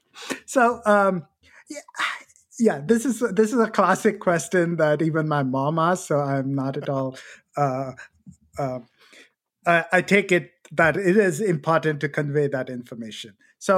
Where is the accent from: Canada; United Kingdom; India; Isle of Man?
India; moved away as an adult; now in United States; So my background, I come from India, and I came to UT Austin to do my PhD work.